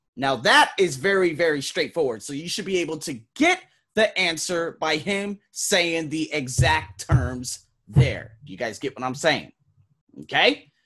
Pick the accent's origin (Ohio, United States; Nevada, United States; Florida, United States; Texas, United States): Nevada, United States; I'm from Nevada